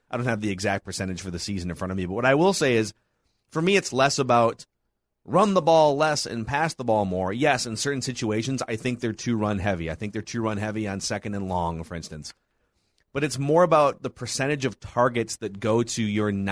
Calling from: Virginia, United States; um, Virginia.

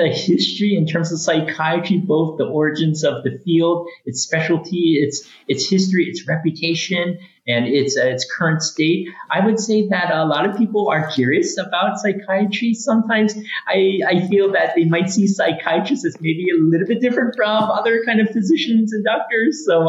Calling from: Olympia, Washington, United States; I'm joining you from Olympia, Washington, here on the West Coast, here in the U.S., so from across the pond.

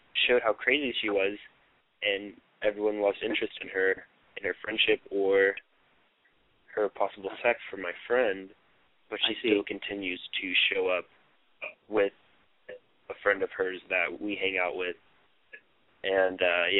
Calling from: Oklahoma City, Oklahoma, United States; I'm from Oklahoma City. I'm 17.

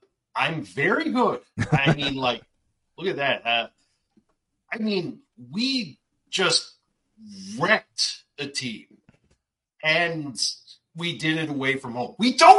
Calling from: Dartmouth, Nova Scotia, Canada; Dartmouth, Nova Scotia, Canada.

